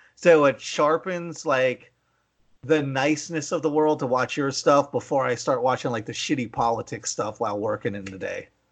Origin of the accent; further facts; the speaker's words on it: McKeesport, Pennsylvania, United States; moved away; I grew up in McKeesport